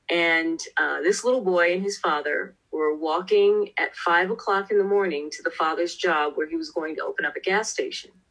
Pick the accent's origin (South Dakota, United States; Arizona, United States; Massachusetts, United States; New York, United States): New York, United States; New York City; Well, I was raised in a section of New York City called South Jamaica, Queens.